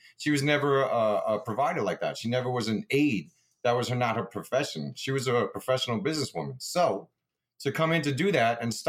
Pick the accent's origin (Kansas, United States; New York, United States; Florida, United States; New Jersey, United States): New York, United States; Brentwood; also born or lived in Far Rockaway, Queens; I was born in Far Rockaway, Queens, and then right when I was a toddler, we moved out to Long Island, and then my parents raised me in Brentwood